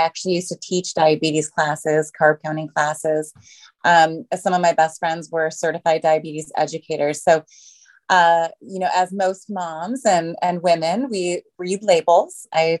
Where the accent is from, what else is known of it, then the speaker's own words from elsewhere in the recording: Minnesota, United States; now in Los Angeles, United States; I guess I was a transplant from Minnesota, but I've been here in Los Angeles for a very long time.